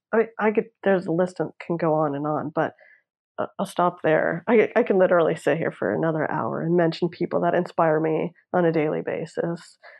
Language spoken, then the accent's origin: English; Toronto, Ontario, Canada; now in Los Angeles, United States; sometimes i'll go home to toronto and like there's my whole neighborhood that I grew up in Vaughan in North York